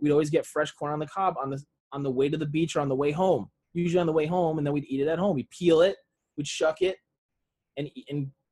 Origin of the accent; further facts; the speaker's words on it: Rhode Island, United States; moved away; growing up in Rhode Island